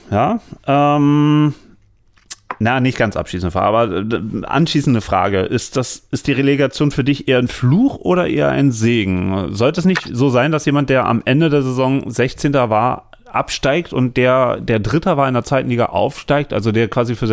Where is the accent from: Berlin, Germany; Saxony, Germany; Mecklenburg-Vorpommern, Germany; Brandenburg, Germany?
Berlin, Germany; Aber ähm, als Berliner.